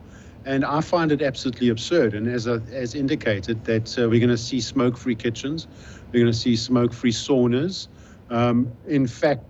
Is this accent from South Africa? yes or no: yes; South Africa; I'm from South Africa